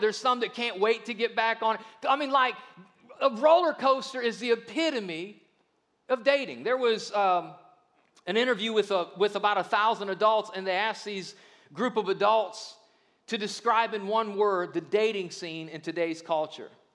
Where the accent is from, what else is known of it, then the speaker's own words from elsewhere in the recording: Akron, Ohio, United States; I grew up in Akron, Ohio, which is just right down the road